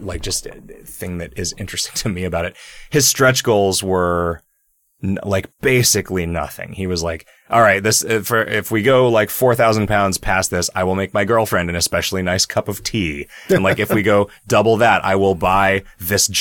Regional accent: United States; I'm American

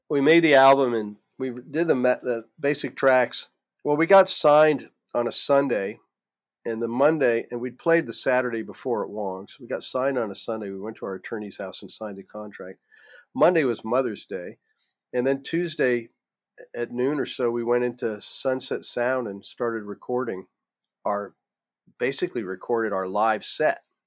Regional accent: Florida, United States; moved away as an adult; I grew up in Florida

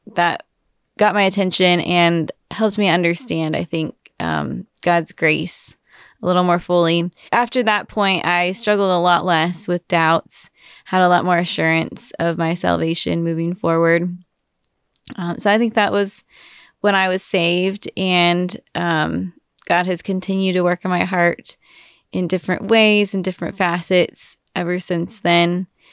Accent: Wichita, Kansas, United States; now in Austin, United States; I am from Wichita, Kansas, so not, not from Texas

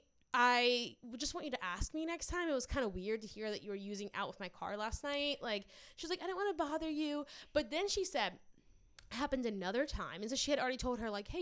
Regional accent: near New Orleans, Louisiana, United States; moved away; I grew up near New Orleans.

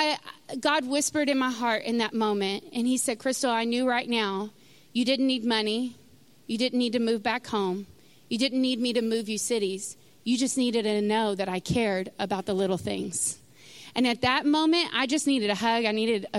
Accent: Sulphur Springs, Texas, United States; moved away as an adult; I grew up in Sulphur Springs, Texas

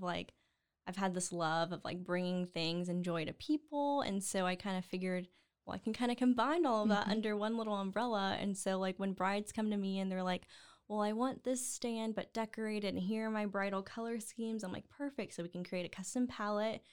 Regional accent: Waco, Texas, United States; As a Waco native

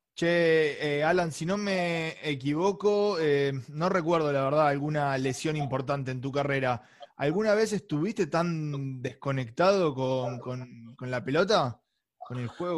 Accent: Castelar, Buenos Aires Province, Argentina; yo soy de, Morón, Castelar

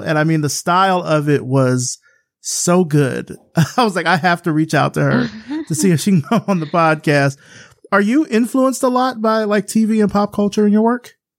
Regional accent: Selma, Alabama, United States; I'm from Selma, Alabama. So I grew up in that kind of cradle of the civil rights movement

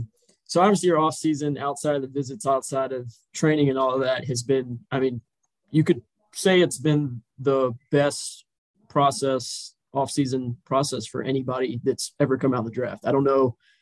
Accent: Richmond, Virginia, United States; I'm from Richmond, Virginia, so just a couple miles down the road.

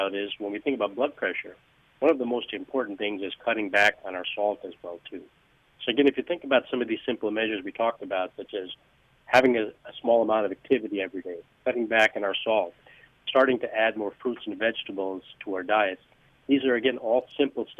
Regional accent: Northeast, United States; moved away as an adult; now in Palm Beach area, United States; I grew up in the Northeast

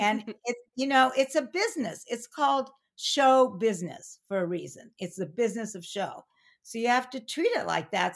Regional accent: Pasadena, California, United States; also born or lived in Arcadia / San Francisco; I was born in that hospital, I was born in Pasadena

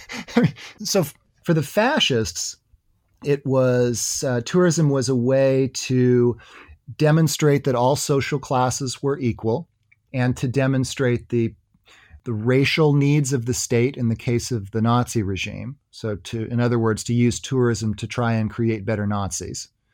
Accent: United States

